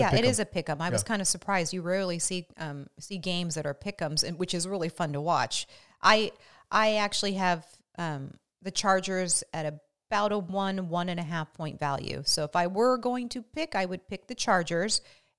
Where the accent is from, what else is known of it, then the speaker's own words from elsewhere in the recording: West Coast, United States; I'm a West Coast girl.